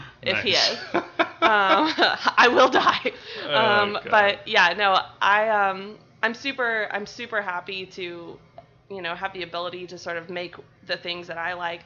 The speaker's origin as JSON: {"language": "English", "town": "Valdosta", "region": "Georgia", "country": "United States", "moved": "yes", "said": "I'm from Valdosta. It's really south Georgia"}